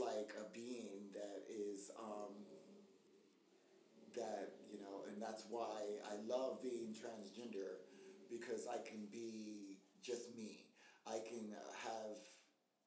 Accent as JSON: {"language": "English", "country": "United States", "also_born_or_lived": "South Africa / London / New York City", "moved": "as an adult", "said": "being black American"}